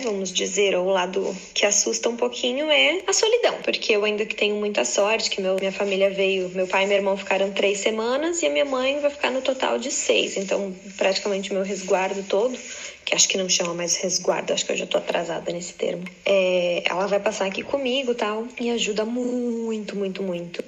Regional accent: Blumenau, Santa Catarina, Brazil; moved away as an adult; now in Florida, United States; eu sou de Blumenau e agora eu moro na Flórida, nos Estados Unidos, já tem um pouquinho mais de oito anos

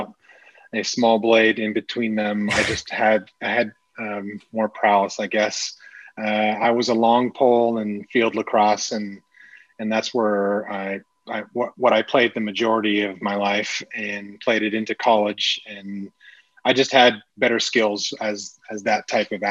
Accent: Toronto, Ontario, Canada; moved away as an adult; now in Austin, United States; I was born and raised in Toronto. I lived there

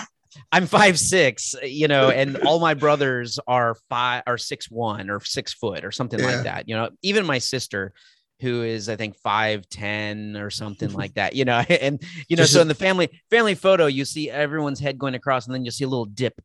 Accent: Texas, United States; also born or lived in California / Anchorage, Alaska; I was born in California, but bounced around because my father was working in the oil industry. So, you know, we moved quite a bit. And, you know, I lived in Anchorage, Alaska before moving to Texas. I was young, but most of my life has been here in Texas.

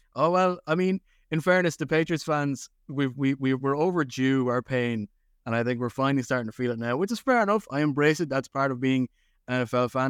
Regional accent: Ireland; I grew up in Ireland

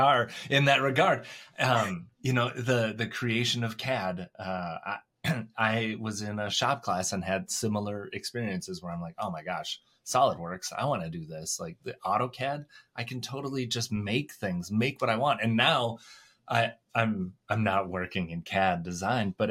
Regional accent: Minnesota, United States; I grew up in a small town, Minnesota.

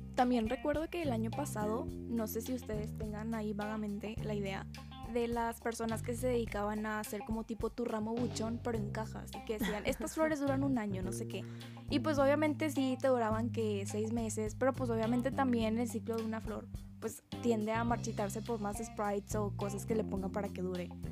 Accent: Linares, Nuevo León, Mexico; now in Monterrey, Mexico; yo soy de Linares

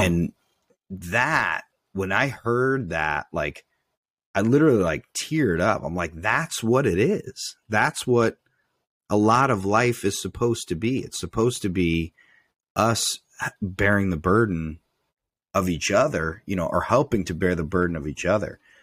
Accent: United States; as a man, as an American male

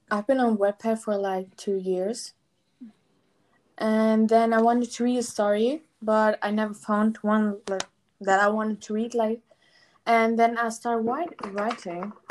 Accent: Germany; I'm from Germany.

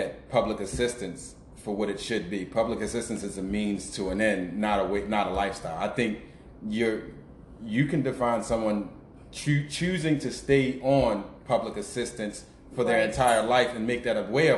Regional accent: Baltimore, Maryland, United States; I grew up in the Greenmount West community

